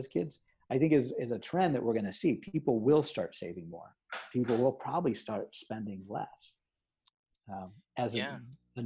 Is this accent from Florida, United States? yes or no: no; Omaha, Nebraska, United States; I grew up in Omaha, Nebraska